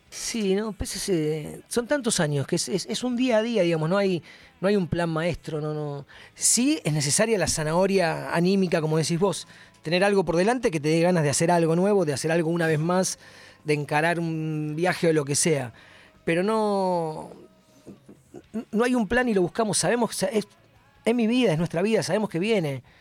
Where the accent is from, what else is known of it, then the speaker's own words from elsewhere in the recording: Buenos Aires, Argentina; soy un rockero de Capital Federal.